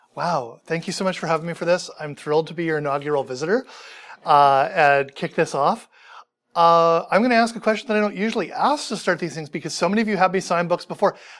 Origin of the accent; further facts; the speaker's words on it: Vancouver, British Columbia, Canada; I grew up in Vancouver